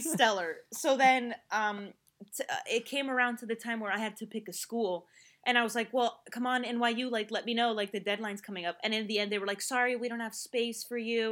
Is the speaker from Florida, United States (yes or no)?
no; New Jersey, United States; also born or lived in Spain; I was born in New Jersey